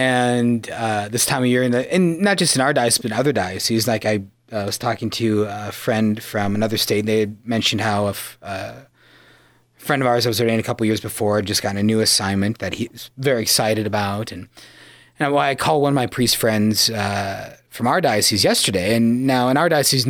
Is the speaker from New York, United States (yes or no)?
no; Yankton, South Dakota, United States; From the mother city of the Dakotas, Yankton, my hometown.